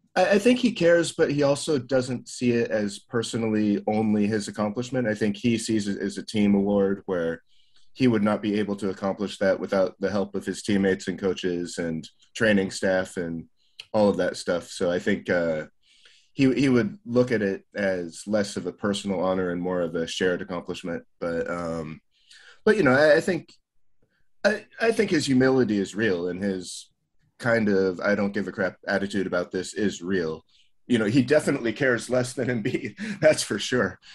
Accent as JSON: {"language": "English", "region": "Colorado", "country": "United States", "tie": "born or raised there", "moved": "yes", "lives_now": "Japan", "said": "I'm living here in Japan, but that's my home state"}